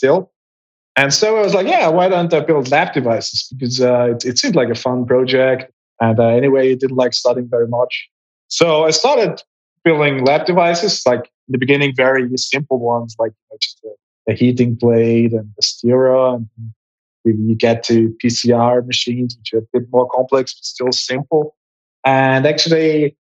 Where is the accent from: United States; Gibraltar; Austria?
Austria; Graz, Styria; I was studying molecular biology in my hometown in Graz, in Austria